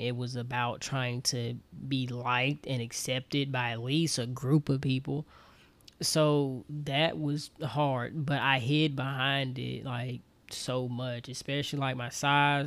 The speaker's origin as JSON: {"language": "English", "town": "Auburn", "region": "Alabama", "country": "United States", "tie": "born or raised there", "also_born_or_lived": "Troy, Alabama", "moved": "as an adult", "lives_now": "Atlanta, United States", "said": "I'm from Auburn, Alabama. Born and raised"}